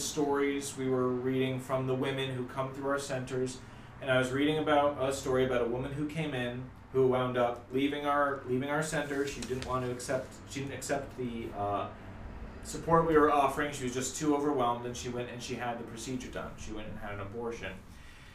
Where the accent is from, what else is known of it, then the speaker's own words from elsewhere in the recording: Olney, Maryland, United States; I grew up in Maryland for the most part